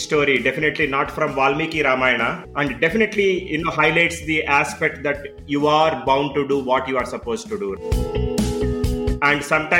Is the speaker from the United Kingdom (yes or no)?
no; India; And like you mentioned, being an Indian, we have always been surrounded by the stories from our childhood, right?